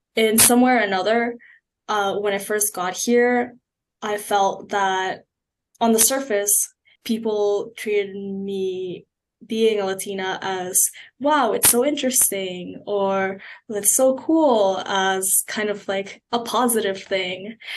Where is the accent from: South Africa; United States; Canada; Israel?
Canada; Markham, Ontario; moved away as an adult; now in Kingston, Canada; coming from a place like Markham, where my family lives